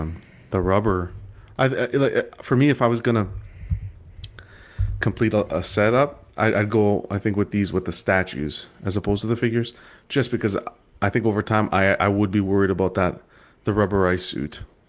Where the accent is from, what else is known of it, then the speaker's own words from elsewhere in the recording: Canada; maybe it's just because I'm Canadian.